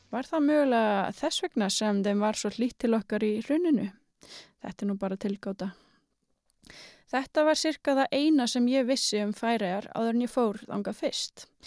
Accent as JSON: {"language": "Icelandic", "country": "Iceland", "said": "við Íslendingar"}